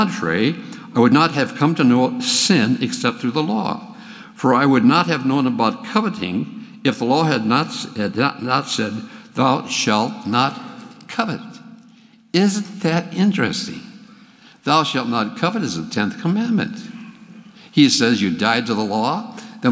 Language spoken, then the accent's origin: English; Minnesota, United States; now in Texas, United States; I grew up in Minnesota. And in 1951, Max and I moved down to Texas